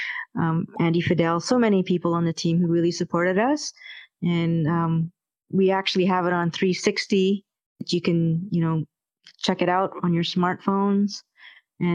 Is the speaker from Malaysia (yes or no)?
yes; Malaysia; I come from Malaysia, and we experienced colonialism over there.